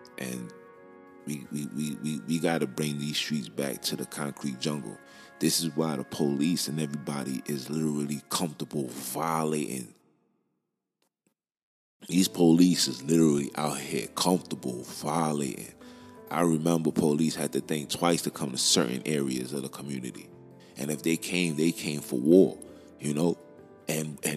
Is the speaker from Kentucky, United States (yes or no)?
no; New York, United States; I'm from Brooklyn